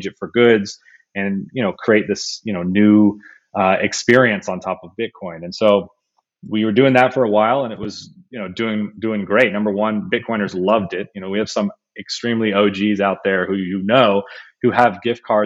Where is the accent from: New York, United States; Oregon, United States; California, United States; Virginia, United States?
California, United States; Sonoma Valley, Bay Area; I grew up in the Bay Area in the Sonoma Valley, moved down, went to school in the Bay.